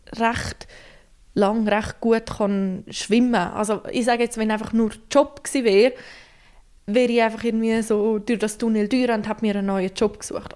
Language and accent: German; Graubünden, Switzerland; now in Central Switzerland, Switzerland; Ich bin ursprünglich Bündnerin, wohne jetzt aber schon seit einer Weile in der Zentralschweiz